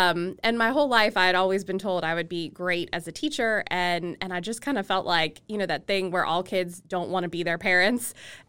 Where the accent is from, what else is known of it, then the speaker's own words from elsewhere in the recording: Cincinnati, Ohio, United States; Yeah, so I'm actually originally from Cincinnati, Ohio.